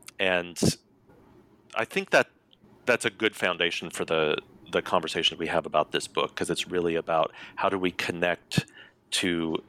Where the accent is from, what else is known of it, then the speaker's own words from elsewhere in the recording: Colorado, United States; So I'm a Cherokee Nation citizen. I was born and raised in Colorado.